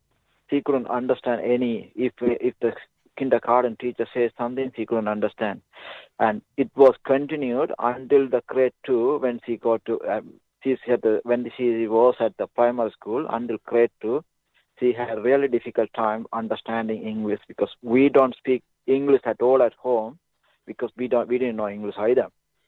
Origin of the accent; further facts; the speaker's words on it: Sri Lanka; English is a second language; moved away as an adult; now in Ballarat, Australia; a refugee from Sri Lanka. I come to this, live in Ballarat, but I couldn't speak any English